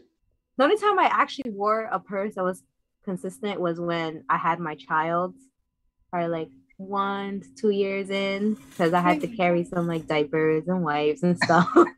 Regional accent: Puerto Rico; I was born in Puerto Rico

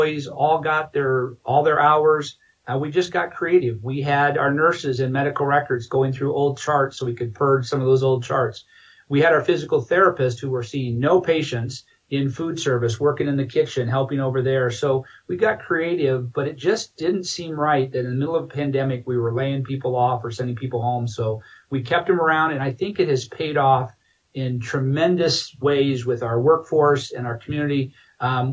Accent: Iowa, United States; moved away as an adult; now in Grand Junction, United States; It was great growing up in Iowa

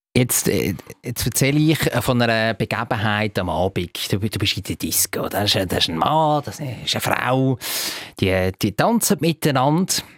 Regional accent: Stallikon, Zurich, Switzerland; ich bin ja zum Teil in Staliken aufgewachsen

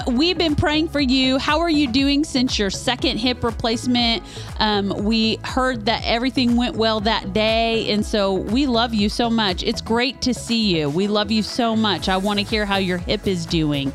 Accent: Kansas, United States; now in Kentucky, United States; We're not from here originally, we're from Kansas, but because we've lived here long enough now

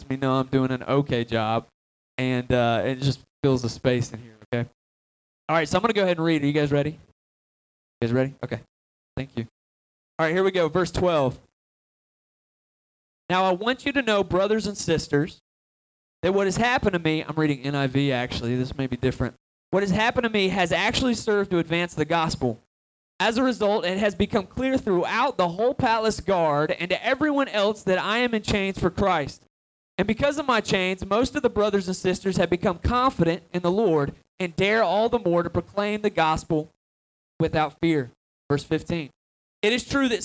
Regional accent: Atlanta, Georgia, United States; I'm originally from Atlanta, Georgia

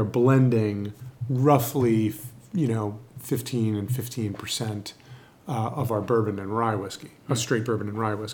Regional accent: New York, United States; moved away as an adult; also born or lived in Washington, D.C. / Chicago; I'm from a New Yorker

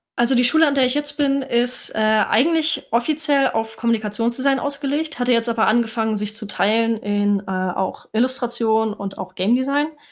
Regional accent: Kiel, Schleswig-Holstein, Germany; now in Hamburg, Germany; ich komme ursprünglich aus Kiel, lebe jetzt aber in Hamburg

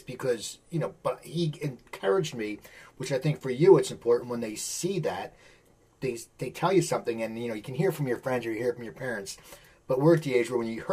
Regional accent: Philadelphia, Pennsylvania, United States; I'm from the Philadelphia area

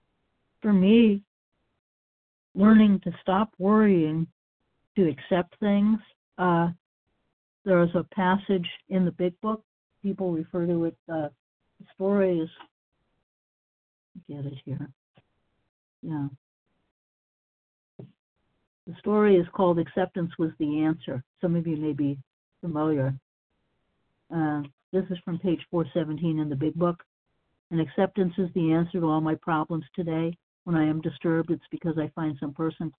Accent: Massachusetts, United States; moved away as an adult; now in Florida, United States; I grew up in Massachusetts, and of course, Massachusetts is northern climate.

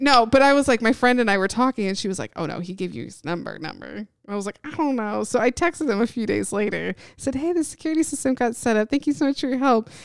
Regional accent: Indiana, United States; moved away as an adult; also born or lived in Knoxville, Tennessee; I grew up in Indiana

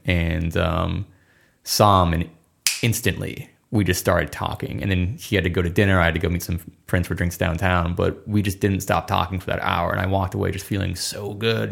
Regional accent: Minnesota, United States; I'm from Minnesota

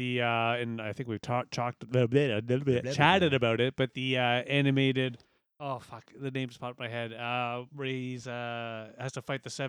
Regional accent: Stratford, Ontario, Canada; now in London, Canada; I say I'm a Stratfordian

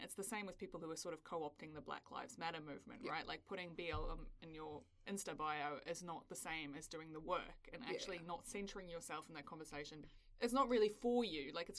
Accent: South Africa; now in New Zealand; I grew up in South Africa.

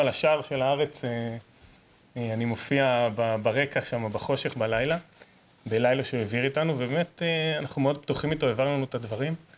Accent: Negev, Southern District, Israel; אני גדלתי בנגב, עד גיל עשר לא ידעתי שיש משטרה

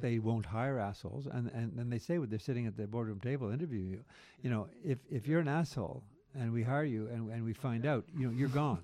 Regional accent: Quebec, Canada; growing up in Quebec through that Quiet Revolution

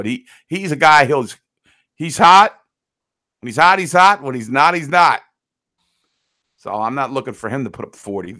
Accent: United States; as an American.

